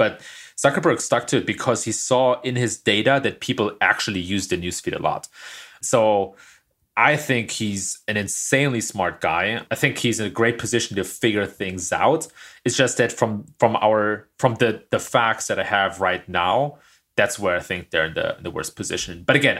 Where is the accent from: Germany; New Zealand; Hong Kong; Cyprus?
Germany; moved away as an adult; now in California, United States; Don't ask the German.